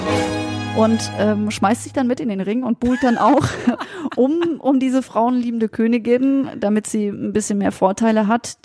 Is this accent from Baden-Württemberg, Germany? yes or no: yes; Freiburg, Baden-Württemberg, Germany; spielt in Freiburg. Das ist ja meine Geburtsstadt